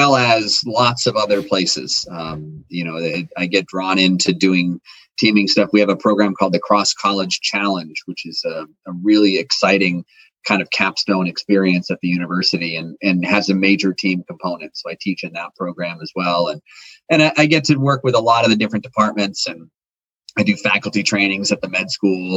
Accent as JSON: {"language": "English", "area": "the Berkshires", "region": "Western Massachusetts", "country": "United States", "tie": "born or raised there", "said": "I grew up in the Berkshires in Western Massachusetts at the base of Mount Greylock"}